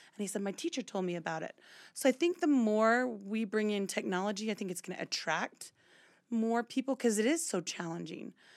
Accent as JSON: {"language": "English", "region": "Louisiana", "country": "United States", "moved": "as an adult", "lives_now": "Utah, United States", "said": "I'm from Louisiana, but I went to school out here in Utah."}